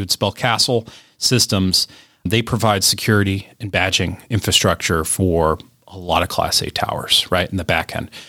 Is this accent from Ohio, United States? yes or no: yes; Cleveland, Ohio, United States; My hometown of Cleveland